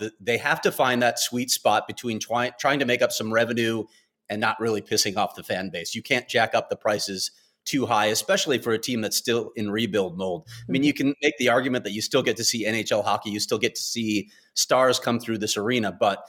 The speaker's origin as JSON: {"language": "English", "town": "Chicago", "region": "Illinois", "country": "United States", "tie": "born or raised there", "said": "I grew up in Chicago in the United Center."}